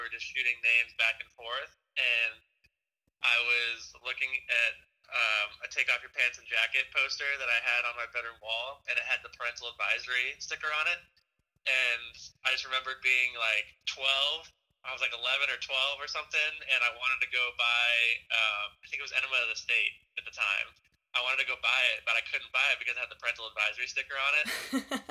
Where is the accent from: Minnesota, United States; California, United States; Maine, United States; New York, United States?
California, United States; Southern; growing up in Southern California